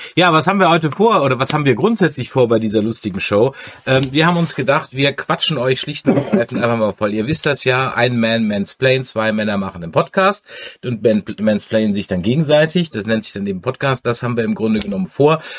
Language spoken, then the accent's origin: German; Mannheim, Baden-Württemberg, Germany; accent: Mannheimerisch; now in Düsseldorf, Germany; Ursprünglich komme ich aus Monem. Da redet man ganz anders